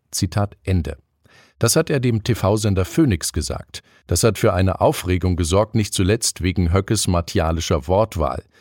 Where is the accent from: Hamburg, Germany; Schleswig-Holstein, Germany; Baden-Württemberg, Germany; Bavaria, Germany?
Hamburg, Germany; Dieses Gefühl hat mich beim Spaziergang durch meine Heimatstadt schon häufiger beschlichen. Da verschwinden die für Hamburg so typischen Klinkerfassaden der 20er bis 50er Jahre hinter klobigen Dämmplatten.